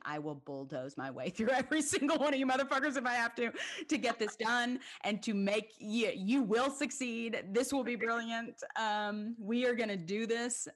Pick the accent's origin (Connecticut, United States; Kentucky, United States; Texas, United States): Kentucky, United States; Lexington; moved away as an adult; also born or lived in Manhattan, New York; now in Atlanta, United States; it was such a really incredible community growing up in Lexington